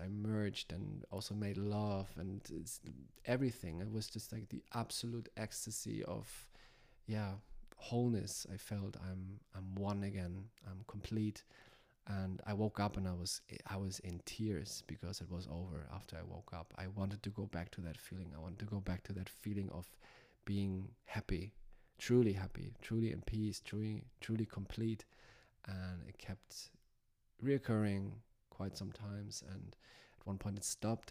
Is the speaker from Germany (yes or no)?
yes; Hamburg, Germany; moved away; my home where I grew up in Hamburg, Germany